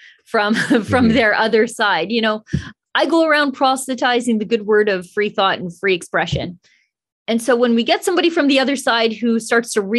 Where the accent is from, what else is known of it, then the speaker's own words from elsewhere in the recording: Canada; As a Canadian